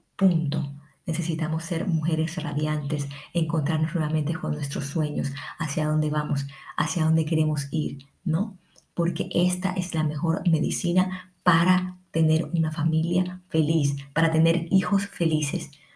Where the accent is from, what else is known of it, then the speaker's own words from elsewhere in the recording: Colombia; now in Ecuador; soy colombiana, vivo en Ecuador